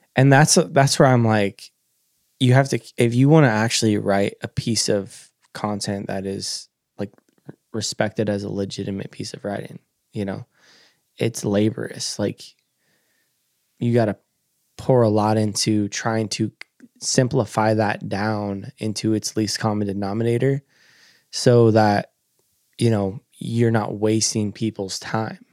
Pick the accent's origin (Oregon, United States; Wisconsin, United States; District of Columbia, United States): Oregon, United States; Coos Bay; I grew up in Coos Bay, Oregon. It's a little fisherman town on the Oregon coast.